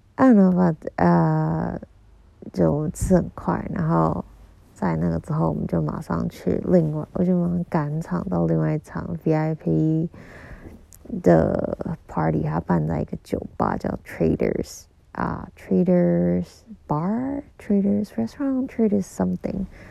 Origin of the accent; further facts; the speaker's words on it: Kaohsiung, Taiwan; 我是高雄人